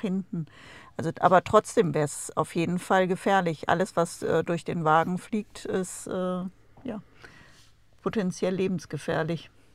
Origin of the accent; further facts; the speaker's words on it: Germany; moved away; unser Geburtsland